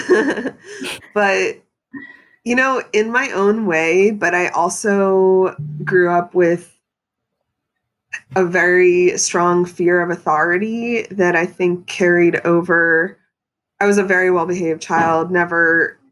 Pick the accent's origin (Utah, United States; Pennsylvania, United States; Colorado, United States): Pennsylvania, United States; moved away as an adult; now in New York City, United States; I was raised in Pennsylvania by New Yorkers